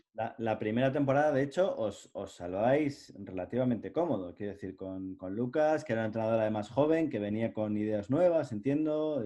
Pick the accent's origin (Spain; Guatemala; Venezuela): Spain; Cantabria; los cántabros respecto a los madrileños, pues somos de otra manera